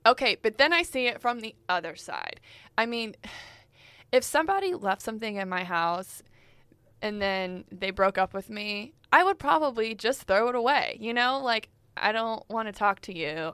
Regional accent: Texas, United States; in Texas, we do have legit rodeos.

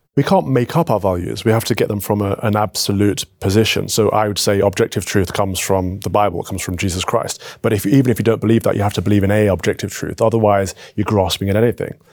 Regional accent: United Kingdom; Northern Ireland, England, Scotland, Wales, under the United Kingdom, we have a shared culture

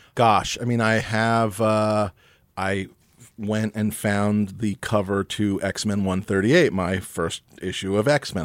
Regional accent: New York City, New York, United States; I grew up here in New York City

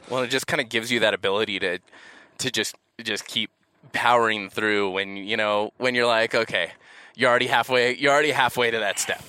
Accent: Los Angeles, California, United States; I'm from Los Angeles

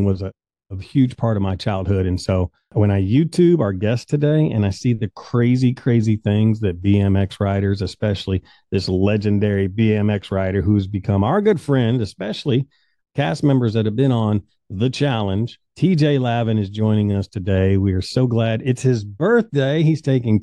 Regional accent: Kentucky, United States; also born or lived in Phoenix, Arizona; I'm definitely a Kentucky boy

